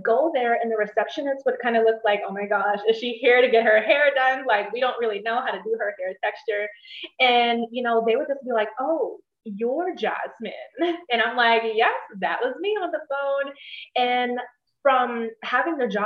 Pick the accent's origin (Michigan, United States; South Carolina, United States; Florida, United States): South Carolina, United States; Charleston; I am from Charleston, South Carolina